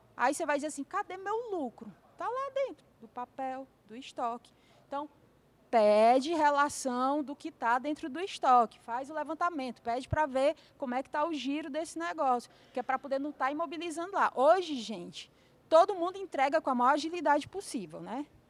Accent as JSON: {"language": "Portuguese", "town": "Fortaleza", "region": "Ceará", "country": "Brazil", "tie": "born or raised there", "said": "Lá na minha terra, né, Fortaleza"}